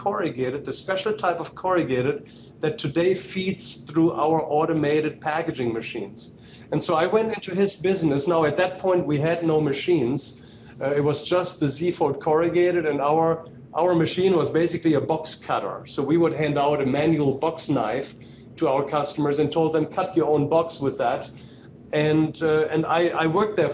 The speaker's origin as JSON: {"language": "English", "town": "Herford", "region": "North Rhine-Westphalia", "country": "Germany", "tie": "born or raised there", "moved": "yes", "lives_now": "Utah, United States", "said": "I grew up in a small town, Herford, in northwestern Germany."}